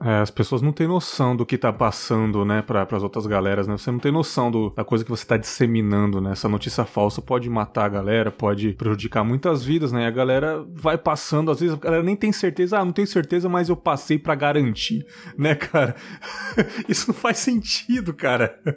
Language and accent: Portuguese; São Paulo, Brazil; moved away; apesar de não morar mais em São Paulo, eu assisto, né? O SPTV, que é a minha cidade natal.